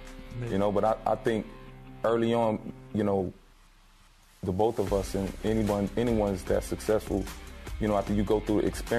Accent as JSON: {"language": "English", "town": "Miami", "region": "Florida", "country": "United States", "tie": "born or raised there", "said": "growing up in Miami, we were fortunate to have a gumball of different cultures."}